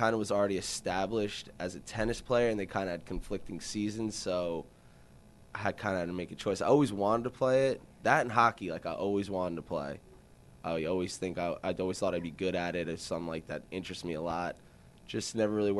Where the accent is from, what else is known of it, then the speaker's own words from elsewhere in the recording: Jersey Shore, New Jersey, United States; also born or lived in West Virginia; I'm from the Jersey Shore, born and raised, haven't moved anywhere else